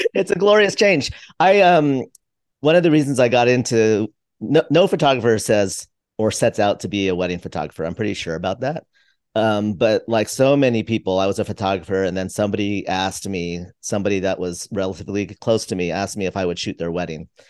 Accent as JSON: {"language": "English", "area": "just outside of San Francisco", "region": "California", "country": "United States", "tie": "born or raised there", "said": "I grew up just outside of San Francisco"}